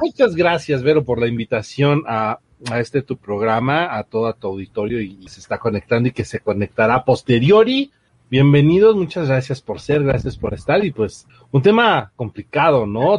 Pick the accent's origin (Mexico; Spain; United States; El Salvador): Mexico; como buenos mexicanos